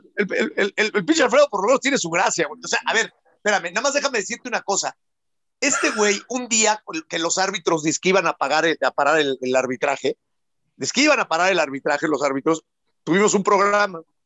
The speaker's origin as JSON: {"language": "Spanish", "country": "Mexico"}